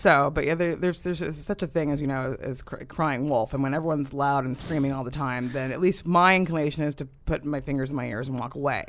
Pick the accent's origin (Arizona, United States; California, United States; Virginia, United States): California, United States; Davis; moved away; I grew up in Davis, California